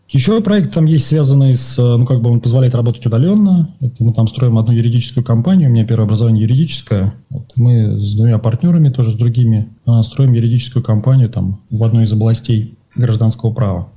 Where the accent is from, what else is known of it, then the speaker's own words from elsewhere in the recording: Moscow, Russia; moved away as an adult; now in Buenos Aires, Argentina; Я сам из Москвы